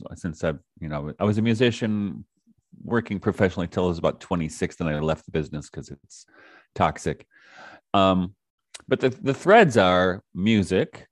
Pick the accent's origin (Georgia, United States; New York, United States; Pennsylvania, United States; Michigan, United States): Michigan, United States; Detroit; I grew up in Detroit, started off very young as a musician